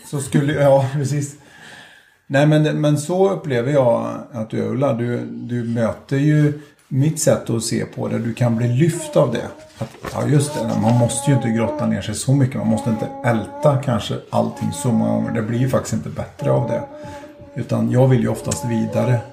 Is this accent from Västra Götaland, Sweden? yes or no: yes; Skövde, Västra Götaland, Sweden; född och uppväxt i Skövde